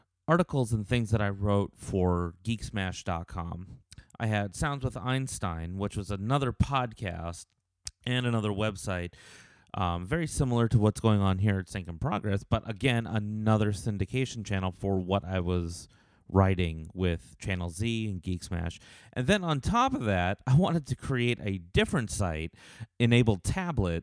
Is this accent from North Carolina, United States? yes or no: no; Los Angeles, California, United States; moved away as an adult; also born or lived in Las Vegas, Nevada; now in Nashville, United States; I'm actually originally from Los Angeles, from California